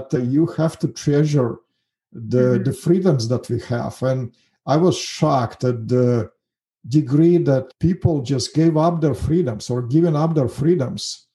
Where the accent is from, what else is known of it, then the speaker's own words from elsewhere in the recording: Russia; English is a second language; moved away as an adult; also born or lived in Kazakhstan; now in United States; I was lived my whole life in Russia. Actually, I was born in Kazakhstan